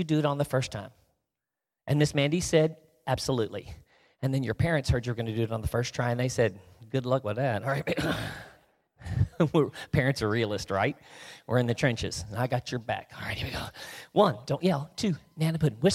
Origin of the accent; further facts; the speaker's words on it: the South, United States; because I'm from the South, where we snip off our words to save time